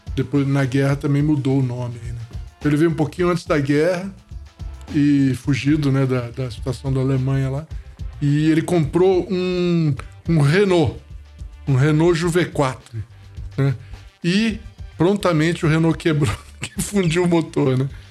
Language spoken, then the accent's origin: Portuguese; Rio de Janeiro, Brazil; moved away as an adult; also born or lived in Itabira; eu cheguei no Rio com dois anos de idade, né? E então a gente morou minha vida toda, minha infância e adolescência, é, eu só saí, saí adulto do Rio de Janeiro